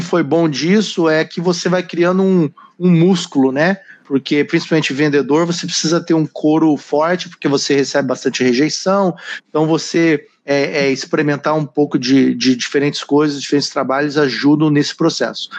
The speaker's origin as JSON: {"language": "Portuguese", "town": "Curitiba", "region": "Paraná", "country": "Brazil", "moved": "as an adult", "lives_now": "United States", "said": "Eu sou original de Curitiba. Mudei para cá com uma mala na mão, começar do zero a vida com 19 anos"}